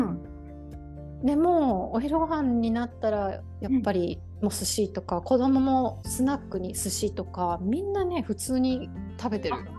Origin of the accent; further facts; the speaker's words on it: Hiroshima, Japan; moved away as an adult; 私広島県出身なのね